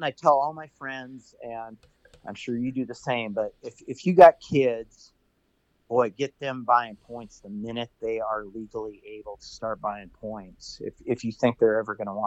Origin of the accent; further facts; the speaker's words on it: South Dakota, United States; moved away; growing up in South Dakota, I did a lot of bird hunting. And then since I've moved west